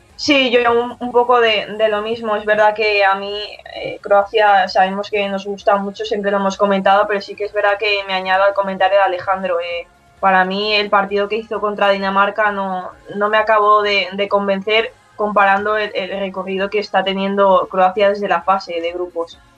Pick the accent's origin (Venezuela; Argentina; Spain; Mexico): Spain; a village next to Fuentealbilla, Castilla-La Mancha; mi pueblo exactamente está al lado suyo